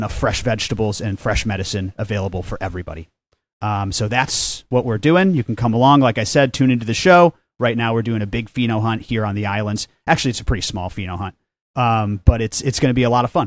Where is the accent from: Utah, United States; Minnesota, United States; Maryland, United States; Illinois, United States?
Illinois, United States; Chicago; moved away as an adult; also born or lived in Humboldt County, California / Hawaii; I'm from the Chicagoland area